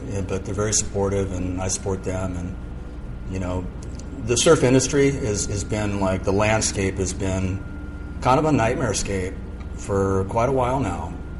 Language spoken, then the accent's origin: English; Malibu, California, United States; also born or lived in San Mateo; So I was born in Northern California. I was born in San Mateo. And we lived there until I was about 6. And then at that time, we moved to Southern California. And we moved to Point Doom in Malibu.